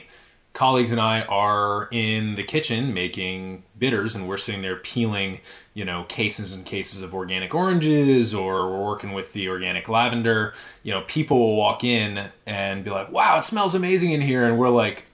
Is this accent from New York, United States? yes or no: no; Western Massachusetts, United States; I grew up in Western Massachusetts, and that is the home of Yankee Candle.